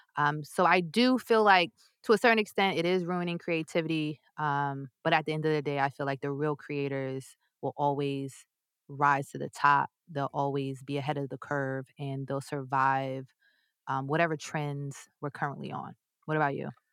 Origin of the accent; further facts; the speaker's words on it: New York, United States; I'm from New York